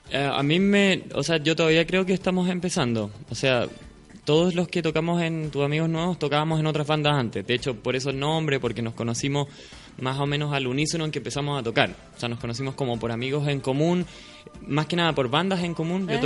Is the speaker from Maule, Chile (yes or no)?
yes; Talca, Maule, Chile; now in Santiago, Chile; yo soy de Talca